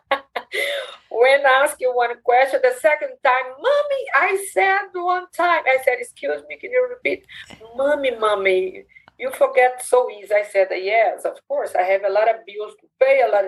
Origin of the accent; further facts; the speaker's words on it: Brazil; English is a second language; moved away as an adult; now in United States; I'm from Brazil